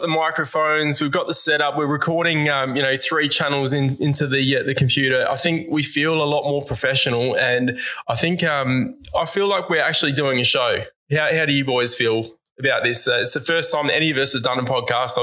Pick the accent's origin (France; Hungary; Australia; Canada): Australia; Adelaide, South Australia; We're all proud Aussies from Adelaide